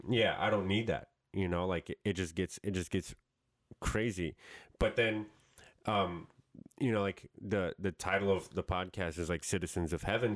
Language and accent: English; New York, United States; moved away; that's how I grew up in New York